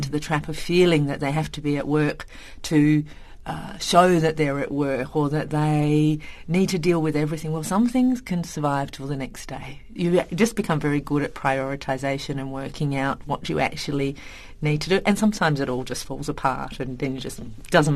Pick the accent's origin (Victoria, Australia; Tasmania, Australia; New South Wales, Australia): Tasmania, Australia; moved away as an adult; also born or lived in Indonesia; So I'm from Tasmania. So Tasmanians are kind of a funny breed in Australia because we're island people.